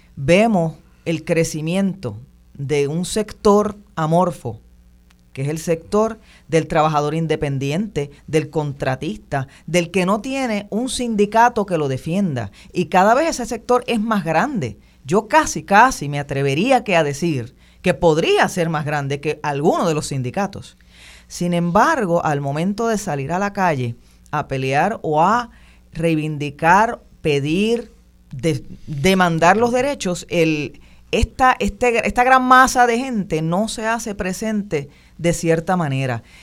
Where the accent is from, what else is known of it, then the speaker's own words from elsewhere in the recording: Puerto Rico; nosotros como puertorriqueños